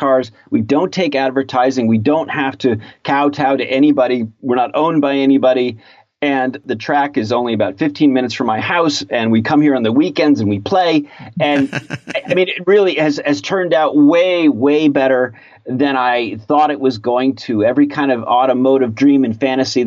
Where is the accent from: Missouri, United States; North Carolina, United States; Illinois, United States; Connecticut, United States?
Connecticut, United States; moved away as an adult; also born or lived in Ann Arbor, Michigan; I grew up in Connecticut.